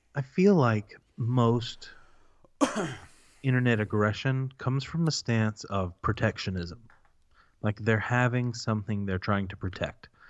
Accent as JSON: {"language": "English", "region": "the South", "country": "United States", "tie": "born or raised there", "said": "We were raised in the South by families that expected us to perform to the best of our senses"}